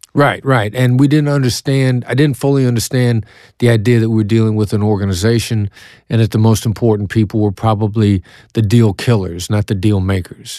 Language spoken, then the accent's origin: English; Iowa, United States; accent: Iowa accent; moved away; also born or lived in Kansas City, Missouri; I know that my accent gives me away. I'm from Iowa. I definitely have the Iowa accent